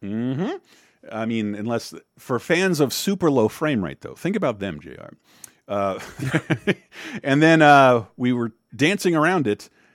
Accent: the South, United States; being born and raised in the South

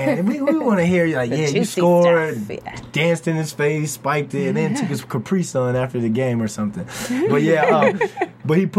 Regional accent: New Kent, Virginia, United States; moved away; also born or lived in Framingham, Massachusetts / Charlottesville, Virginia; I grew up in New Kent, Virginia, you know, and that's the country

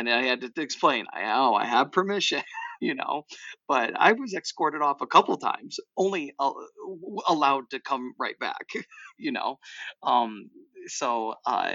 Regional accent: New York, United States; as a New Yorker

